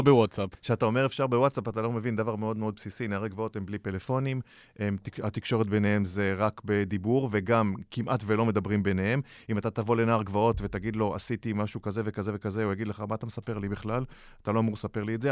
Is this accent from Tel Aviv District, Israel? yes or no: no; Hod HaSharon, Central District, Israel; גם אני מהוד השרון